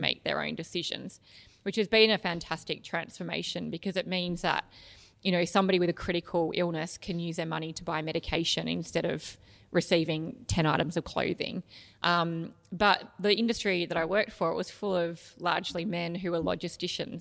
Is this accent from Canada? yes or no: no; Canberra, Australian Capital Territory, Australia; So, I grew up in Canberra, which was a beautiful place to grow up